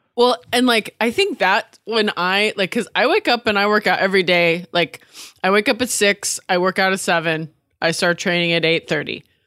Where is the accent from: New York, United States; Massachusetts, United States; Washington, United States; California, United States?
Washington, United States; now in Los Angeles, United States; I'm from Washington State